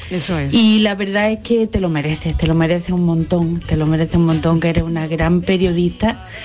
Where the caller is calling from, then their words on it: Bailén, Andalusia, Spain; Bueno, un abrazo fuerte … de Bailén.